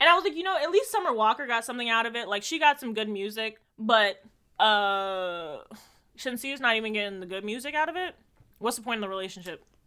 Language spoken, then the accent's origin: English; Jamaica; I'm Jamaican